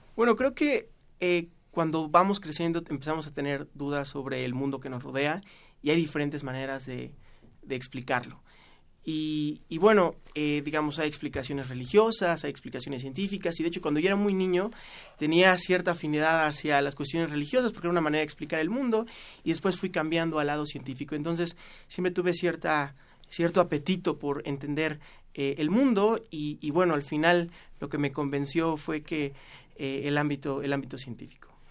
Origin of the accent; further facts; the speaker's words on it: Orizaba, Veracruz, Mexico; moved away as an adult; also born or lived in Mexico City; now in Lisbon, Portugal; yo soy de Orizaba, Veracruz, y la hice en eh, un colegio marista